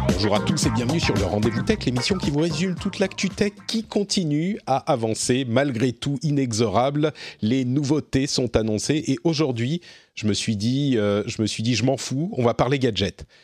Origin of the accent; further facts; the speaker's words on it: France; chez nous, en France